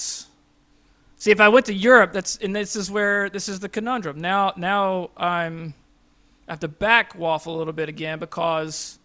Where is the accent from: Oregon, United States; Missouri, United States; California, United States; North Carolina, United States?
North Carolina, United States; Kings Mountain; moved away; I'm from North Carolina originally, a little town called Kings Mountain right outside Charlotte, right off 85